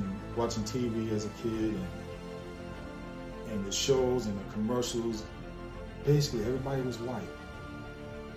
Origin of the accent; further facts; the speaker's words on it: New York City, New York, United States; I recall growing up, say about the age of around 5 or 6, growing up in the Bronx, New York